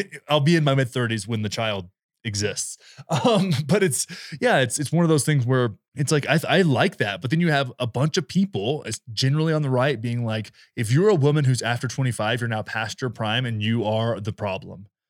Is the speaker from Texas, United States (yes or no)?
yes; rural Texas, United States